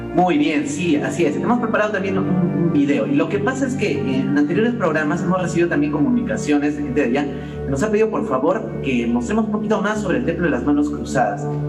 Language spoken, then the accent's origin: Spanish; Peru; como peruanos